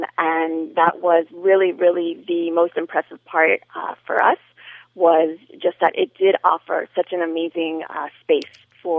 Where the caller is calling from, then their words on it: Miami, Florida, United States; I am calling from Miami